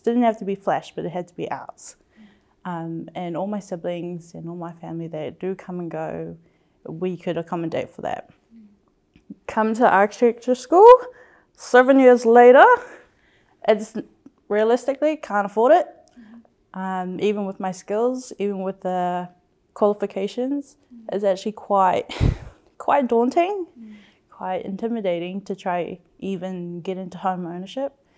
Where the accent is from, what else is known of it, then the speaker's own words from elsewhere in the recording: Auckland, New Zealand; I am second generation, born and raised in South Auckland